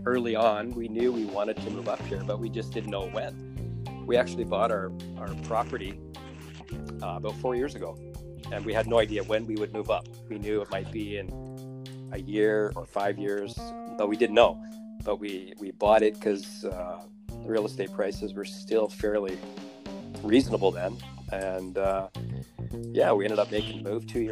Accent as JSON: {"language": "English", "town": "Owen Sound", "region": "Ontario", "country": "Canada", "tie": "born or raised there", "also_born_or_lived": "Victoria, British Columbia", "moved": "as an adult", "lives_now": "Comox Valley, Canada", "said": "I grew up in Southern Ontario. Just a small town called north of Toronto called Owen Sound"}